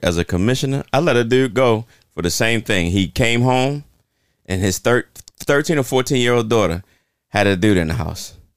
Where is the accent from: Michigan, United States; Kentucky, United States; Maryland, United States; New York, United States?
Maryland, United States; Baltimore; I'm from South Baltimore